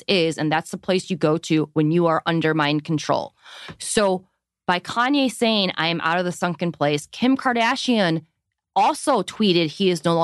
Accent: Chicago, Illinois, United States; We're both from Chicago

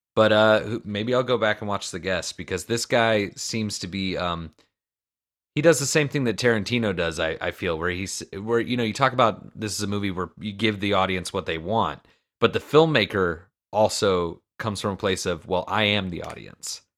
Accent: Florida, United States; I'm from Florida

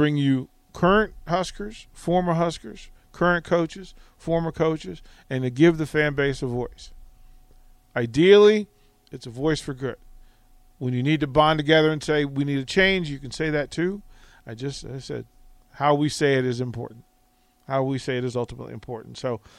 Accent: Northeast, United States; Growing up in the Northeast more than the ACC.

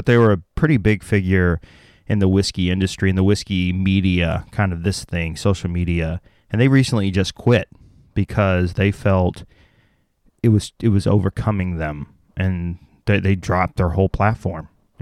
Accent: the South, United States; I'm from the South

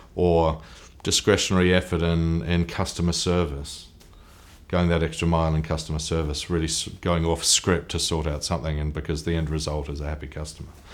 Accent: New Zealand; I'm a Kiwi, I'm a New Zealander

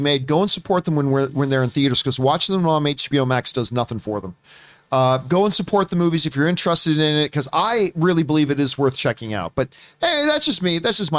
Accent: Canada; I'm a Canadian that doesn't drink beer. I'm an Italian who doesn't really drink wine.

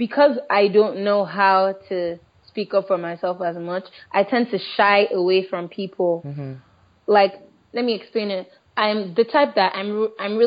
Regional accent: Delta, Nigeria; I'm from Delta State in Nigeria

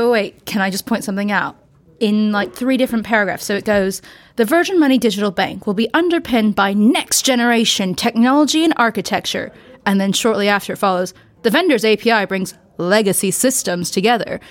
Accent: United States; speaking as an American

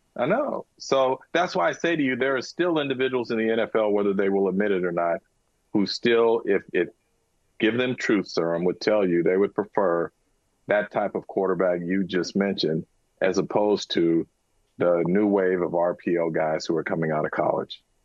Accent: San Francisco, California, United States; born or raised there

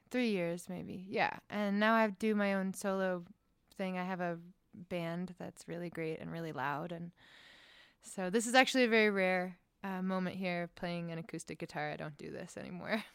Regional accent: Boulder, Colorado, United States; I'm from Boulder.

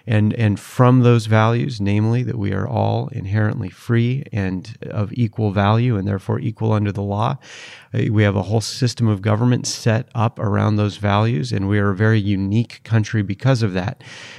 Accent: Seattle, Washington, United States; also born or lived in Utah; But I was born in Utah and raised in the Seattle, Washington area.

